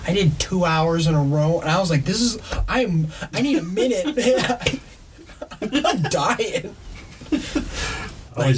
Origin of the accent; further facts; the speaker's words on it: Montana, United States; I'm from Montana.